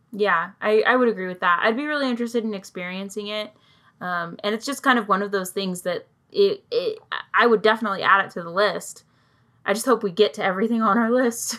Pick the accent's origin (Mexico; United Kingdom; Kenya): United Kingdom; I'm British and I also have family there